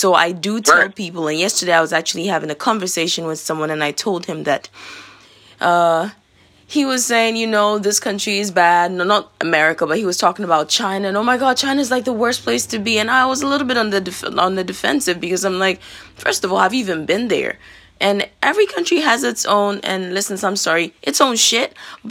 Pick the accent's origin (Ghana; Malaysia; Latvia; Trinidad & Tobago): Ghana; now in United States; I was born in Ghana. I was practically raised there. And I live here now.